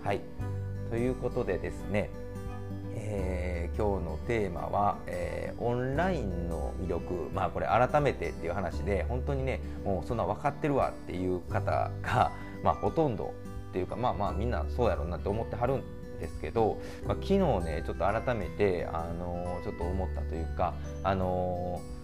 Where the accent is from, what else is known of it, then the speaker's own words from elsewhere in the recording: Kansai, Japan; 僕は関西なんですけどね